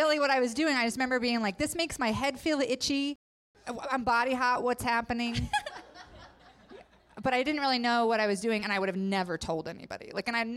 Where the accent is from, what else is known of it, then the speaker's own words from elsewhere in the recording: Idaho, United States; I grew up in Idaho, so all my friends were Mormon